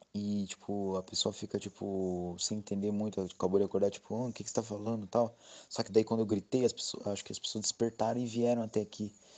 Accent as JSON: {"language": "Portuguese", "town": "Registro", "region": "São Paulo", "country": "Brazil", "said": "eu sou da cidade de Registro, no Vale do Ribeira"}